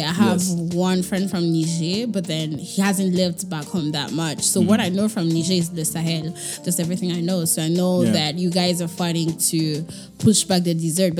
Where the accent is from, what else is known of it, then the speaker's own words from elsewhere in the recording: DR Congo; I'm from Congo, Kinshasa.